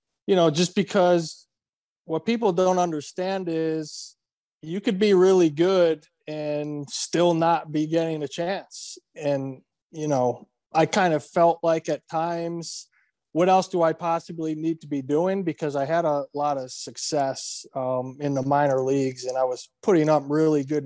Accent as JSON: {"language": "English", "region": "East Coast", "country": "United States", "said": "I'm from the East Coast originally"}